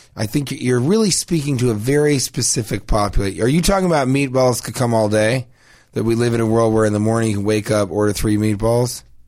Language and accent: English; Denver, Colorado, United States; I'm from Denver.